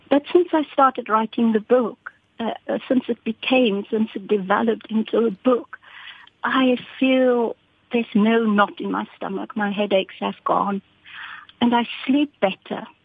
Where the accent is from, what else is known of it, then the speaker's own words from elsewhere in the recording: Cape Town, Western Cape, South Africa; My story is about growing up in Constantia, in South Africa, in Cape Town, on a farm.